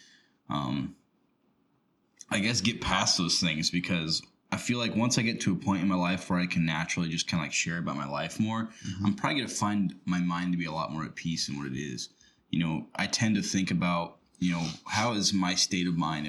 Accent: Rochester, United States; my hometown, Rochester

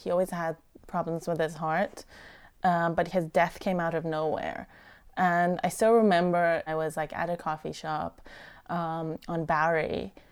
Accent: Iran; now in Ellicott City, United States; I was born in Iran in the middle of the Iran-Iraq War

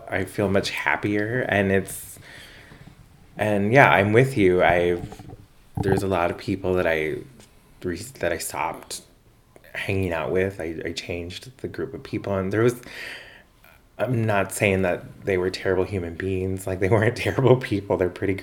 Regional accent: El Paso, Texas, United States; moved away; I was from El Paso

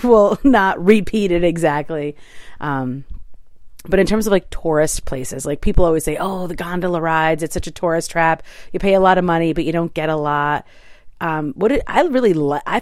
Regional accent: New York City, New York, United States; as a New Yorker

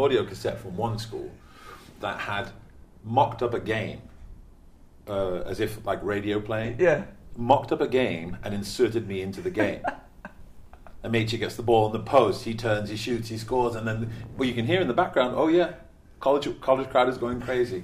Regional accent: Stockport, North West England, United Kingdom; moved away as an adult; also born or lived in Pennsylvania; I forgot I was from Stockport, now I'm from Manchester

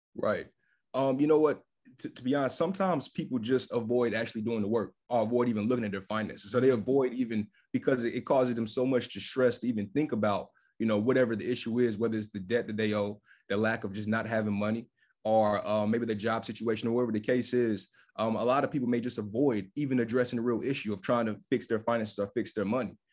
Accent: Fayetteville, North Carolina, United States; moved away as an adult; also born or lived in Charlotte, North Carolina; now in Washington, D.C., United States; I'm based out of Washington, D C. I'm originally from Fayetteville, North Carolina.

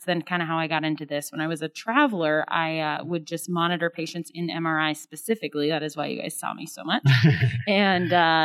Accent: Iowa, United States; moved away as an adult; now in Tacoma, United States; originally I'm from Iowa

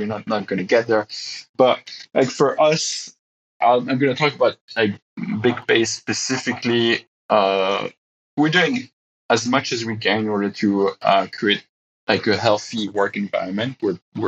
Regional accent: Belgium; moved away as an adult; we just decided it was time for us to be closer to family. So we're moving back to Belgium

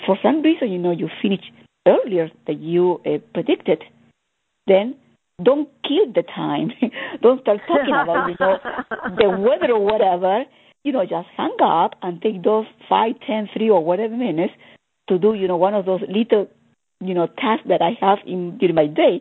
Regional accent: Argentina; I'm coming from Argentina

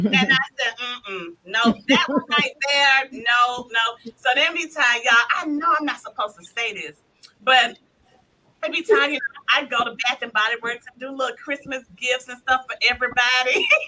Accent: Decatur, United States; I was from Decatur.

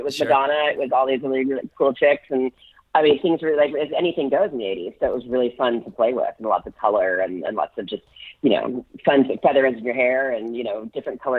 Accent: Sacramento, California, United States; I grew up in Sacramento, California

